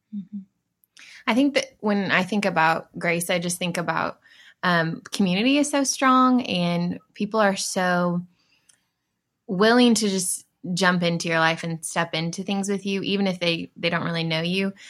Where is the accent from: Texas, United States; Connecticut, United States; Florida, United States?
Texas, United States; Dallas; also born or lived in California; originally, I'm from, born in California, but originally, before here, at least, uh, Dallas area